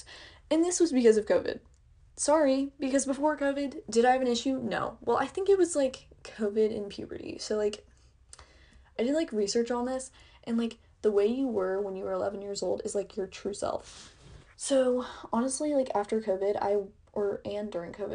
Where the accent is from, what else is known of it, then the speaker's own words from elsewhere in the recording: Oklahoma, United States; I'm from Oklahoma